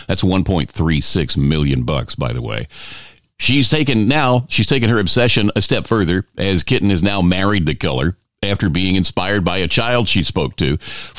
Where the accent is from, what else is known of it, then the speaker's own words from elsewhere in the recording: Houston, Texas, United States; moved away as an adult; now in Los Angeles, United States; I sold my car, so I had enough money to leave my hometown of Houston, Texas, and head for the bright pink lights of Hollywood.